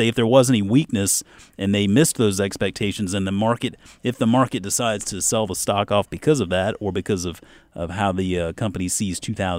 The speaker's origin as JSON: {"language": "English", "town": "Mount Pleasant", "region": "South Carolina", "country": "United States", "tie": "born or raised there", "said": "There was a place growing up where I grew up in Mount Pleasant, South Carolina, right over the bridge from Charleston."}